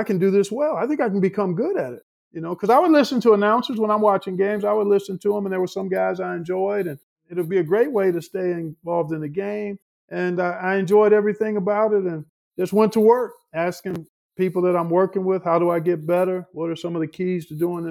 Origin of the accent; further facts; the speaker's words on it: Cleveland, Ohio, United States; moved away as an adult; also born or lived in Indianapolis; My hometown of Cleveland.